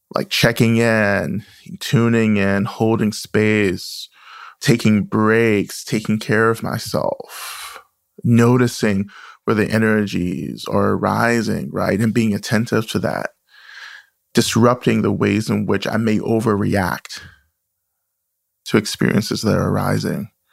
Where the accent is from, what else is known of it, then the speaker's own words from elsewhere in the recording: the South, United States; the stories and the experiences I grew up with in the South